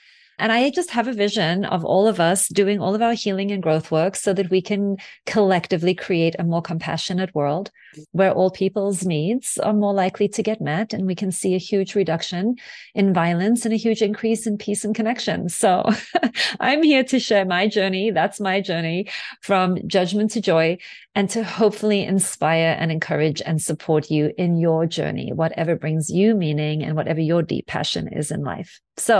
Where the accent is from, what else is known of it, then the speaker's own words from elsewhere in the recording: South Africa; I'm originally from South Africa, and my father was a white South African diplomat who served the apartheid white South African government all the way through my childhood. So we traveled a lot.